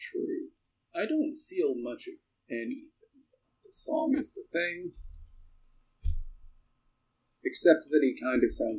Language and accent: English; Michigan, United States; I'm from Michigan